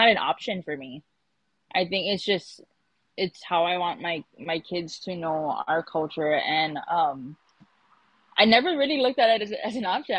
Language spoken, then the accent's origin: English; Hawaii, United States